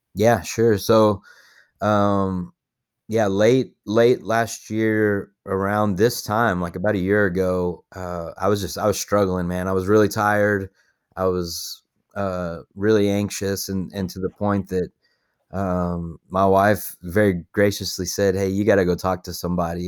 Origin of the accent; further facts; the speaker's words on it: Paducah, Texas, United States; also born or lived in Lubbock, Texas; I grew up in a little town, um, called Paducah, Texas, which is kinda out in the middle of nowhere, and it's, like, two hours east of Lubbock